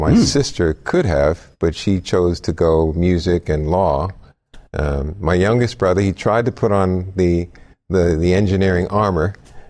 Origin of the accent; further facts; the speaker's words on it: New York City, New York, United States; also born or lived in Long Island, New York; New York. Grew up in the Bronx and Long Island.